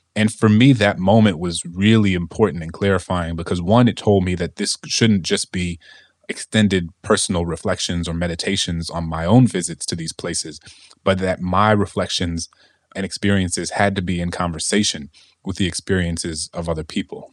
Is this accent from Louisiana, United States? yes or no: yes; New Orleans, Louisiana, United States; my hometown in New Orleans